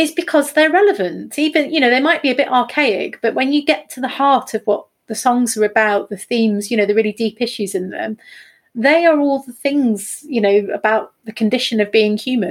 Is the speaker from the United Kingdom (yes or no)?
yes; a town between Derby and Nottingham, East Midlands, United Kingdom; moved away as an adult; also born or lived in Norfolk; now in Cromer, United Kingdom; I'm from Nottingham originally. Was born in sort of 1978 in Derby and grew up in a town just between Derby and Nottingham.